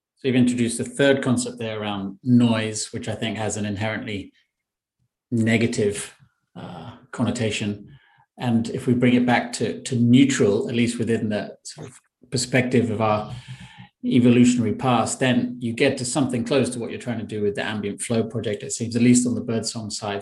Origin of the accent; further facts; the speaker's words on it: London, United Kingdom; I'm in London, my hometown